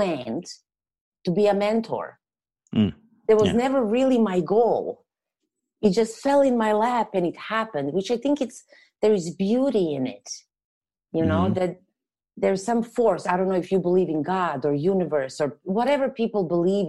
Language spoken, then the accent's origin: English; Serbia; English is a second language; moved away as an adult; now in Canada; I'm not originally from here, hence the accent that I can't get rid of. But I'm from Europe, from Serbia. So I moved after I graduated college